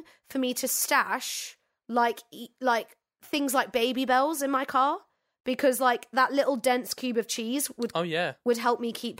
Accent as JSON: {"language": "English", "region": "London", "country": "United Kingdom", "said": "And I'm from London."}